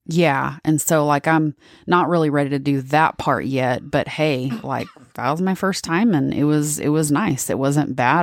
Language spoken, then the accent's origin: English; Texas, United States; I'm from Texas